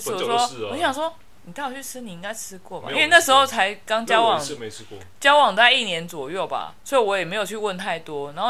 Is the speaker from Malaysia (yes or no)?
no; Japan; Chinese is a second language; 其实我们日本人有啊，日本人年纪比较小一点，